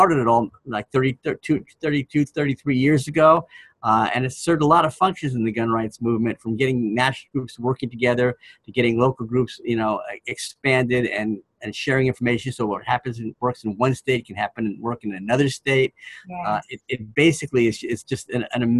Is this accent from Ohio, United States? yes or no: no; Washington, United States; my home state of Washington